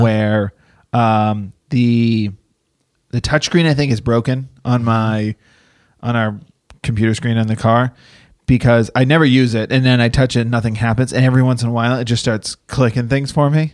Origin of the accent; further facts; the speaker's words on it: Dracut, Massachusetts, United States; moved away as an adult; I was from Drake at, uh, Massachusetts, and Lowell, Methuen are all our neighboring towns